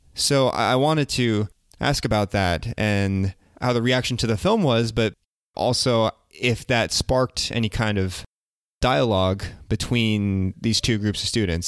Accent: United States; I'm Korean American

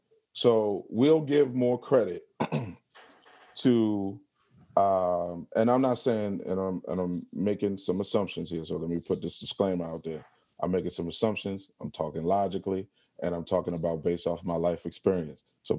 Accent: Baltimore, Maryland, United States; Like, I'm from Baltimore, and, you know, if you're very familiar with Baltimore, the stuff like that, there's a lot of characteristics that people like to make fun of.

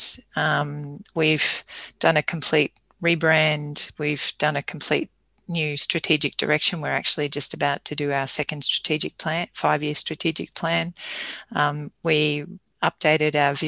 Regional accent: Toowoomba, Queensland, Australia; also born or lived in Goondiwindi / Caboolture / Woombye / Clontarf; Toowoomba is my hometown.

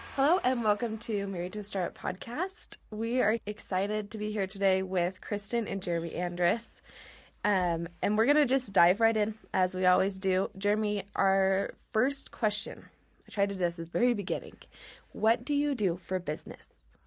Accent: Oregon, United States; I'm from Oregon

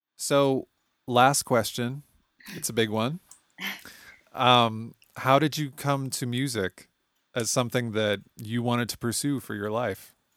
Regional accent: United States; I'm an American

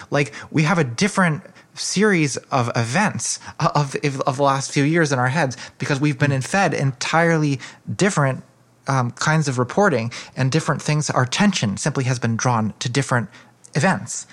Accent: United States; as a American feminist

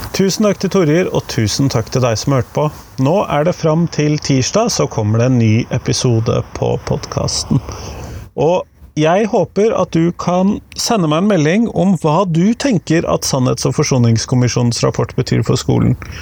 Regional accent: Southern Norway, Norway; Som søring

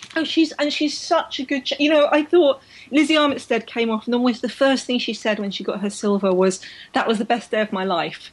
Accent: London, United Kingdom; I was so proud to be a Londoner. I was born in London. I grew up in London.

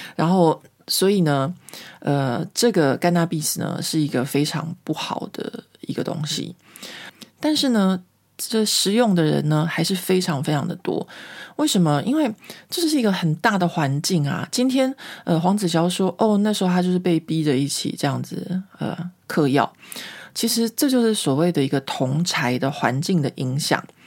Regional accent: Taiwan; moved away as an adult; now in France; 我不再觉得我是中国人，我觉得我是台湾人

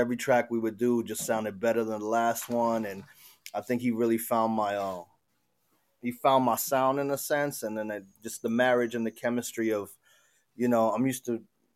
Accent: Miami, Florida, United States; moved away as an adult; also born or lived in Argentina; now in Asheville, United States; growing up in South Florida and Miami.

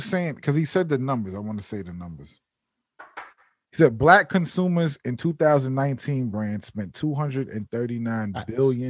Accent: Mount Vernon, New York, United States; now in Yonkers, United States; I'm from Mount Vernon. I live in Yonkers.

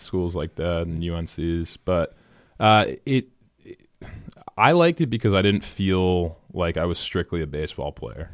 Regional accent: Lexington, Massachusetts, United States; born and raised in Lexington, Boston College grad

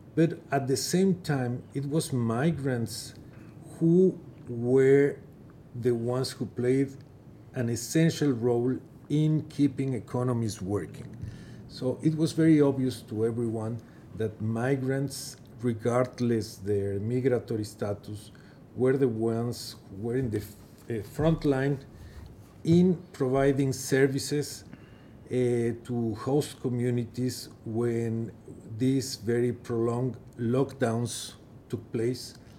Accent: Mexico; moved away as an adult; also born or lived in Geneva / New York; in my home country, Mexico

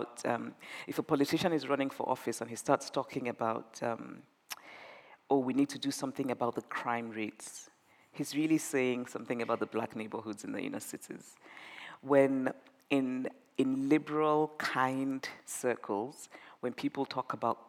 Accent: Nigeria; moved away as an adult; I grew up in Nigeria

